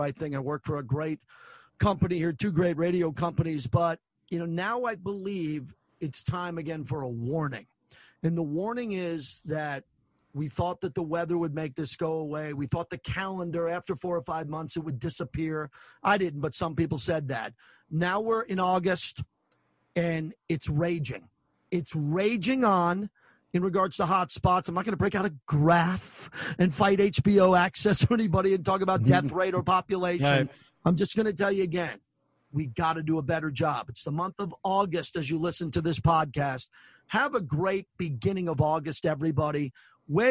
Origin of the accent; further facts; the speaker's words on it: New York, United States; moved away; We're both from New York